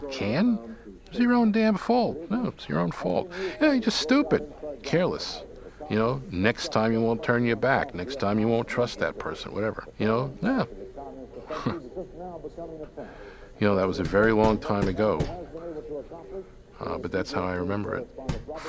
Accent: New York City, New York, United States; I come from the East New York section of Brooklyn. One of my most vivid memories of growing up there

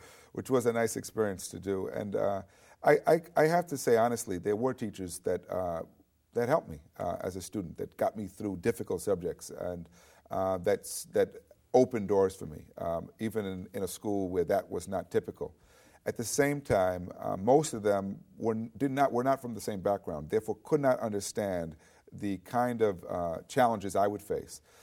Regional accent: New York City, New York, United States; I grew up in New York City

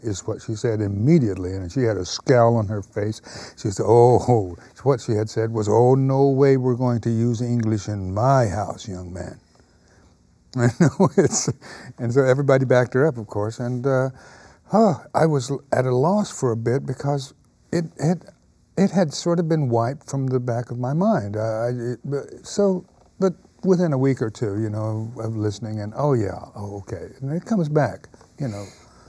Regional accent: United States; that's one of the advantages that we as Native Americans, if you will, American Indians, have a history

